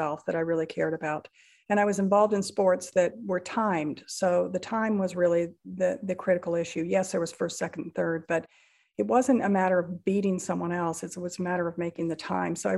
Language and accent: English; Rocky Mountains, United States; I was raised in the Rocky Mountains